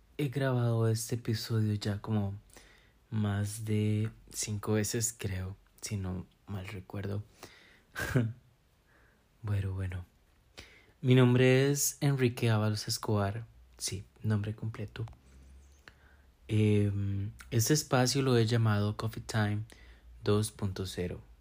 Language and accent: Spanish; San Carlos, Alajuela, Costa Rica; now in Monteverde, Costa Rica; soy de San Carlos, Costa Rica.